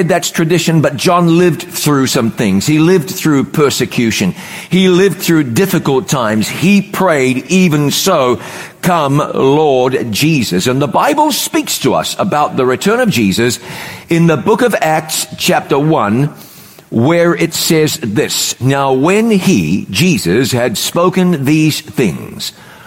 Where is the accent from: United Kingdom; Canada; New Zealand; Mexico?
New Zealand; moved away; also born or lived in North Carolina, United States; where I grew up in New Zealand